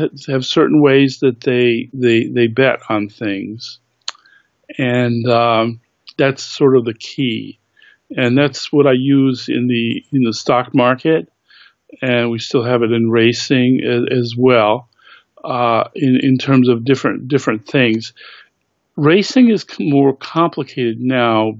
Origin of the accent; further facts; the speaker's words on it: Massachusetts, United States; I grew up in Massachusetts